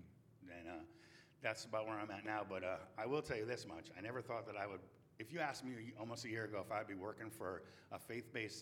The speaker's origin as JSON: {"language": "English", "town": "New Haven", "region": "Connecticut", "country": "United States", "moved": "as an adult", "lives_now": "Raleigh, United States", "said": "I'm from New Haven, Connecticut"}